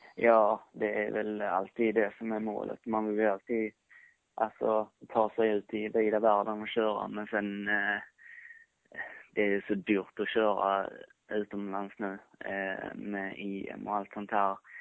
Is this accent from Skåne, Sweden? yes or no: yes; Skåne, Sweden; jag är skåning